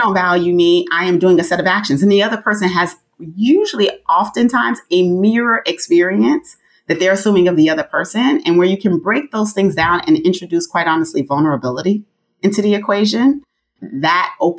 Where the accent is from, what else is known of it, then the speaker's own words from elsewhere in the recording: Nigeria; I'm Nigerian.